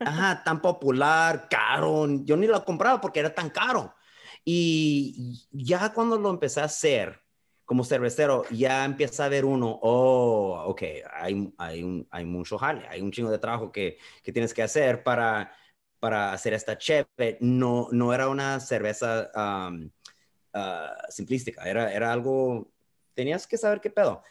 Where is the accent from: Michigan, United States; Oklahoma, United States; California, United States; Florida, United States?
California, United States; Calexico; moved away as an adult; also born or lived in Mexicali, Mexico; now in San Diego, United States; Yo vengo de Calexico, California. Nací en la frontera de Mexicali. Ahí crecí